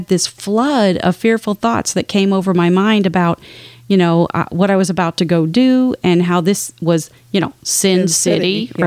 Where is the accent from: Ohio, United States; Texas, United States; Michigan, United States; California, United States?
Texas, United States; I'm from Texas